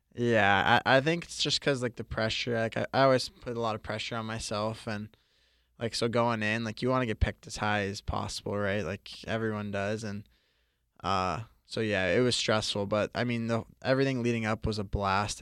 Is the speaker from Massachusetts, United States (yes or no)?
yes; Boston, Massachusetts, United States; also born or lived in Florida; growing up in Boston